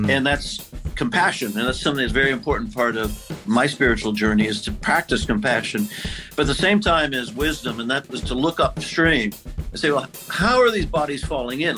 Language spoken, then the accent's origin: English; Midwest, United States; moved away as an adult; also born or lived in Santa Barbara; now in San Francisco, United States; I grew up in the Midwest